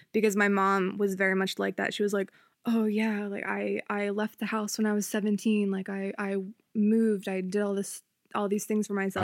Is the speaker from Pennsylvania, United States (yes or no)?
yes; Upper Darby, Pennsylvania, United States; I'm from Upper Darby